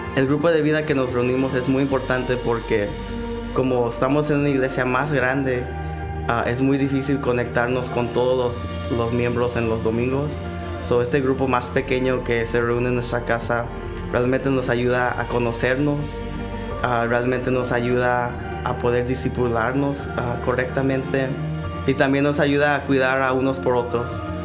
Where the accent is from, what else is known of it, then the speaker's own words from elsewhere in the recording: Mexico; como buenos mexicanos